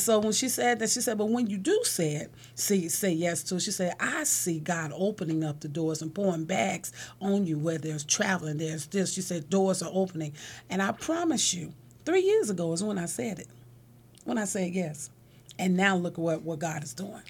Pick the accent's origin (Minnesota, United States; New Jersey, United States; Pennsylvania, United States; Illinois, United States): Illinois, United States; Chicago; moved away as an adult; also born or lived in Philadelphia / California; I'm born and raised in Shot Town and never thought I'd leave Chicago